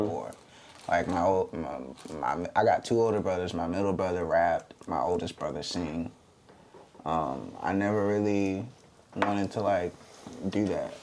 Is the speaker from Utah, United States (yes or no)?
no; Virginia Beach, Virginia, United States; I'm from Virginia Beach, Virginia, 757.